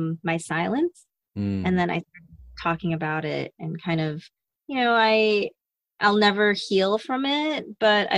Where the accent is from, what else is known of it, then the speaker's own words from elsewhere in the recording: Las Vegas, Nevada, United States; I grew up in Vegas, where sex and nudity was very open